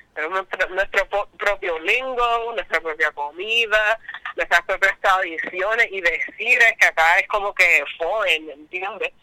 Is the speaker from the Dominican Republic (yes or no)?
no; Isabela, Puerto Rico; also born or lived in Aguadilla / San Germán; Me crié en Isabela y en la high school pues me mudé para Aguadilla